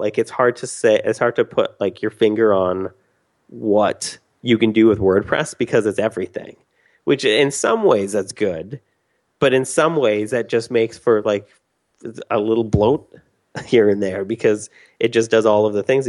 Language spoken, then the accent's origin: English; Canada; I'm Canadian